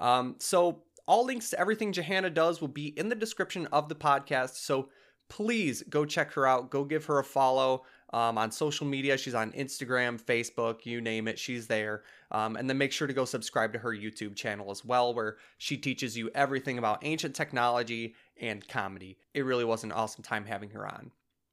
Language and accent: English; Michigan, United States; I'm from Southeast Michigan.